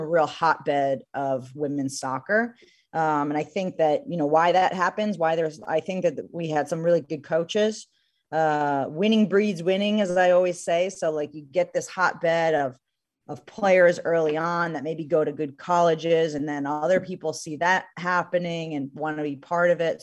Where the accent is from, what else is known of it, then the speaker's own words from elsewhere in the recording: New Jersey, United States; I grew up in New Jersey, so Giant Stadium was not too far from me.